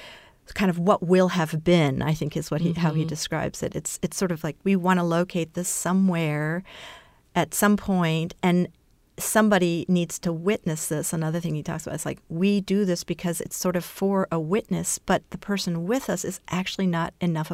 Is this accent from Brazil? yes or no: yes; Brazil; my mother's Brazilian, I was born in Brazil